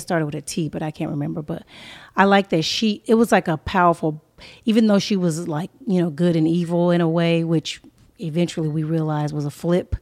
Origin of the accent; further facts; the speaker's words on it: Inglewood, California, United States; moved away as an adult; also born or lived in Pomona, California / Atlanta, Georgia; I was coming from Los Angeles, California. I was raised in a urban community. I was in Inglewood, California, uh, mostly, um, and then Pomona.